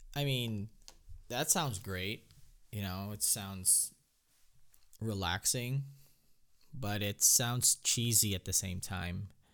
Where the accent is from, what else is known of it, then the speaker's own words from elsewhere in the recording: Philippines; moved away; growing up in the Philippines